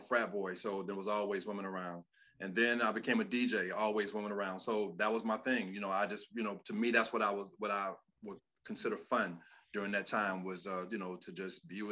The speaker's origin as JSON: {"language": "English", "town": "Miami", "region": "Florida", "country": "United States", "also_born_or_lived": "West Lafayette, Indiana", "moved": "as an adult", "lives_now": "Atlanta, United States", "said": "I am from Miami, Florida, and I've been here in Atlanta over years"}